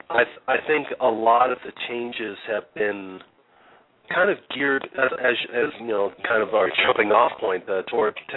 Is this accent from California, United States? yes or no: yes; Los Angeles, California, United States; I was raised by a couple of teachers in a lovely uh, suburban neighborhood by the beach called Harbor City.